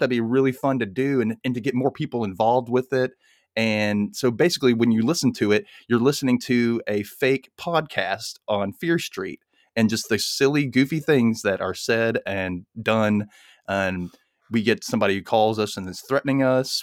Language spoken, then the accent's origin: English; Mississippi, United States; I grew up in Mississippi in the nineties